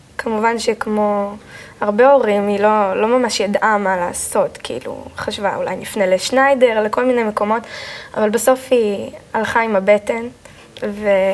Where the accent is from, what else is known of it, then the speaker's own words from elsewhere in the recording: Kfar Saba, Central District, Israel; also born or lived in Haifa / Karmiel; אני נולדתי בבית חולים אה, בחיפה, ומשם עברנו לגור בכרמיאל, אה, ובגיל שנתיים וחצי בערך עברתי עם ההורים לגור בכפר סבא